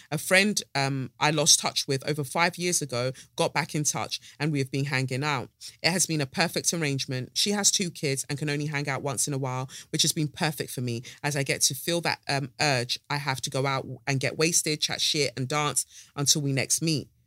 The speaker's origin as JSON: {"language": "English", "town": "Peckham", "region": "London", "country": "United Kingdom", "tie": "born or raised there", "said": "So I grew up in Peckham and we lived there for almost 20 years."}